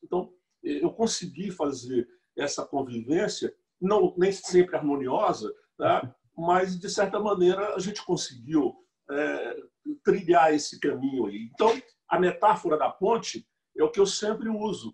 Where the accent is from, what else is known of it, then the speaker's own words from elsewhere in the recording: José de Freitas, Piauí, Brazil; moved away as an adult; also born or lived in Amazon (since 1973); now in Belém, Brazil; eu morava lá numa cidade a 50 quilômetros de Teresina, Teresina, a capital do estado do Piauí